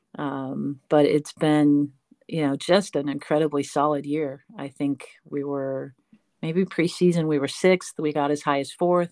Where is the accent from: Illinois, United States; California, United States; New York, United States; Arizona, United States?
California, United States; San Francisco; moved away as an adult; also born or lived in Delaware / Texas; now in North Carolina, United States; I was born and raised in San Francisco